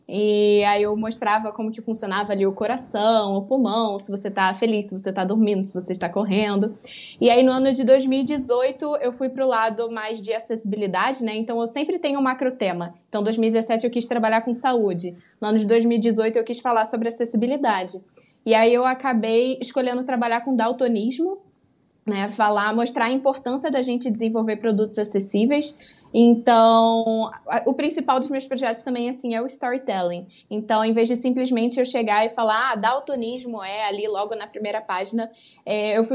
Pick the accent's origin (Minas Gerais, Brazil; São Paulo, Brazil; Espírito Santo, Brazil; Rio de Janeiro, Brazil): Rio de Janeiro, Brazil; accent: carioca; É, o sotaque aqui é forte, o carioquês...